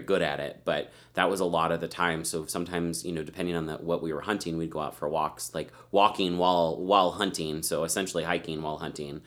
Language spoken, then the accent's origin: English; Colorado, United States; growing up in Colorado, the outdoors was always, like, a part of my life